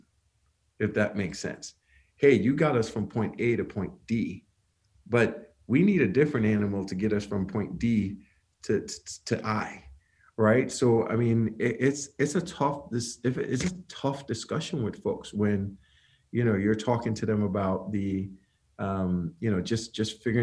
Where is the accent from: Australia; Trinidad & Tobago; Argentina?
Trinidad & Tobago; moved away as an adult; now in United States; I'm from Trinidad, came to the U.S. on a basketball scholarship